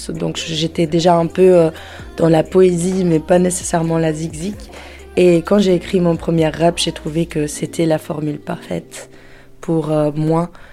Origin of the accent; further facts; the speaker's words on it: Antwerp, Flanders, Belgium; moved away; also born or lived in Brussels / Portugal; J'ai grandi à Anvers et après j'ai habité à Bruxelles pendant 5 ans